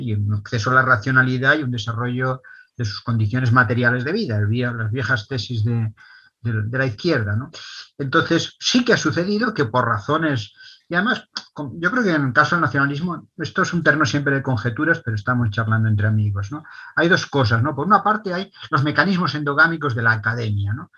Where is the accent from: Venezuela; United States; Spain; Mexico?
Spain; Catalonia; somos los catalanes